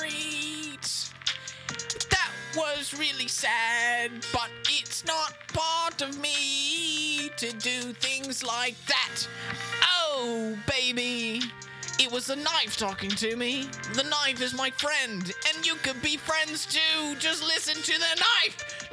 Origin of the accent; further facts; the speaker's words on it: United Kingdom; I'm British.